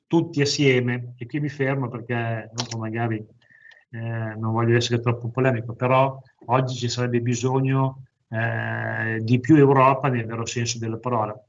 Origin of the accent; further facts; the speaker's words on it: province of Parma, Emilia-Romagna, Italy; vengo dalla provincia di Parma